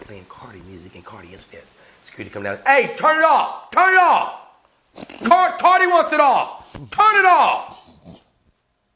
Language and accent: English; Louisiana, United States; I'm from Louisiana